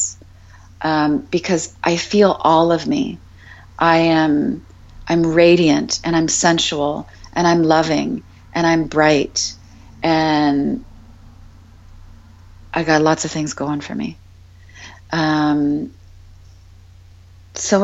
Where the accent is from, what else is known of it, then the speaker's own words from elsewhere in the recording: Canada; I'm just a Canadian girl.